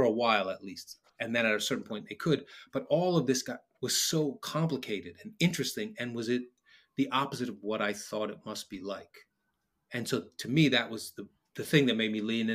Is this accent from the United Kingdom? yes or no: no; New York City, New York, United States; being born and raised in New York